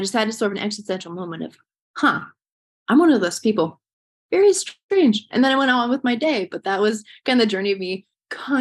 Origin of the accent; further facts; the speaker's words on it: Swisher, Iowa, United States; I grew up in Swisher, Iowa, just south of Cedar Rapids